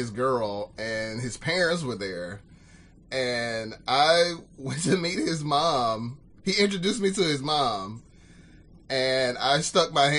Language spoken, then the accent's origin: English; Birmingham, Alabama, United States; I'm from Birmingham